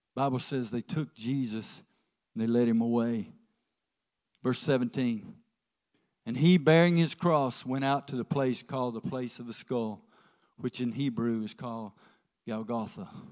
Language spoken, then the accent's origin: English; the South, United States; we're from the South, so we'll drink tea